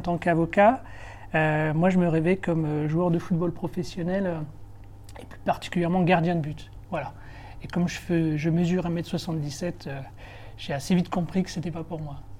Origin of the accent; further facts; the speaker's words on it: Béthune, Hauts-de-France, France; moved away; also born or lived in Lille / Paris; je suis un, enfant du Nord, je suis né à Béthune, à quarantaine de kilomètres de, de Lille. Euh, et j'ai fait toutes mes études à Lille